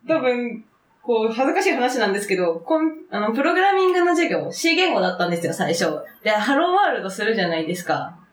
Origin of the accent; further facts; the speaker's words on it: Nago, Okinawa, Japan; moved away as an adult; now in Tokyo, Japan; 出身地は沖縄県です。